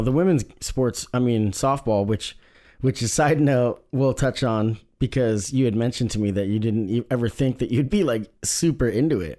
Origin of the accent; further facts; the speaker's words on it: Eugene, Oregon, United States; Growing up in Eugene